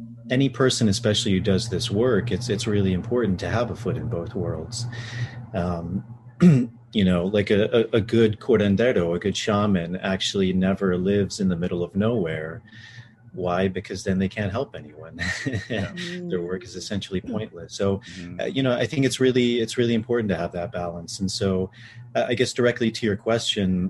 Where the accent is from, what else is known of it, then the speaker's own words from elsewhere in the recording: D.C. area, Virginia, United States; I grew up in Virginia, outside of the Washington, D.C. area